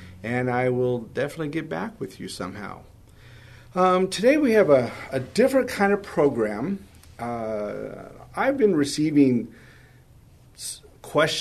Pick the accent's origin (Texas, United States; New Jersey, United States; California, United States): California, United States; Los Angeles; moved away as an adult; also born or lived in Van Nuys, California / Colorado; I grew up in the San Fernando Valley